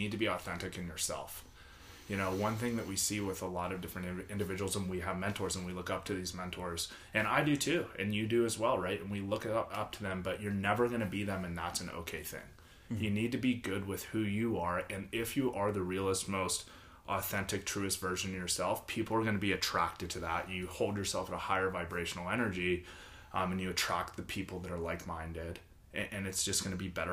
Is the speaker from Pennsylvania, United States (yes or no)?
yes; Pittsburgh, Pennsylvania, United States; moved away; where I grew up in Pittsburgh